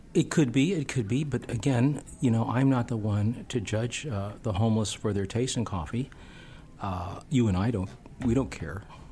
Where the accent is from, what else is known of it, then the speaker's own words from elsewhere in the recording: Houston, Texas, United States; moved away; Houston. Houston, Texas. Or Houston.